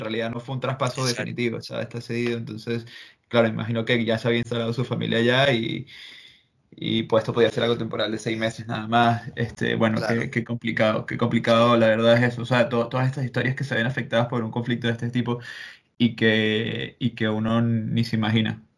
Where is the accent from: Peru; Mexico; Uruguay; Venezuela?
Venezuela; now in Madrid, Spain; lo digo como venezolano